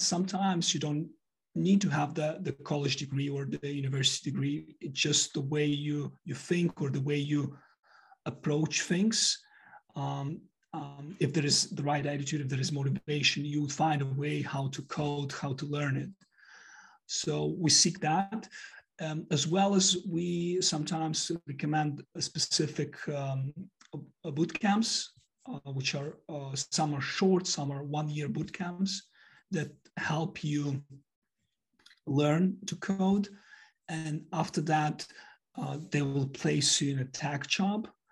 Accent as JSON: {"language": "English", "country": "Moldova", "tie": "born or raised there", "also_born_or_lived": "United States / United Kingdom", "moved": "yes", "lives_now": "London, United Kingdom", "said": "I was born in Moldova"}